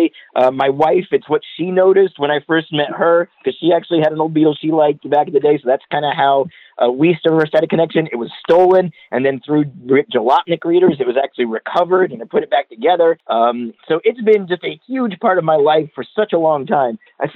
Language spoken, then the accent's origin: English; Southeast, United States; I grew up in the Southeast